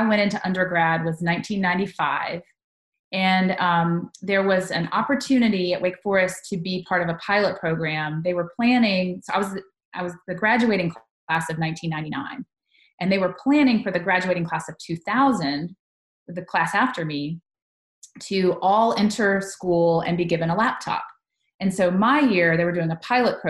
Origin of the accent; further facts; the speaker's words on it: Charlotte, North Carolina, United States; also born or lived in Tuscaloosa, Alabama; now in Tennessee, United States; I grew up in North Carolina